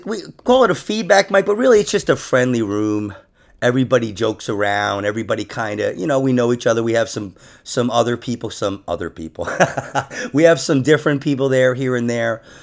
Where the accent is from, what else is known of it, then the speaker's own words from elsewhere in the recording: Rockland County, New York, United States; I'm actually from Rockland County, New York